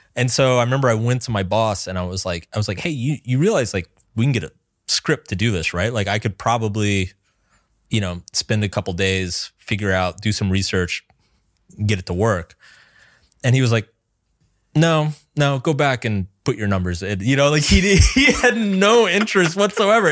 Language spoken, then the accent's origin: English; American South, United States; I grew up in the American South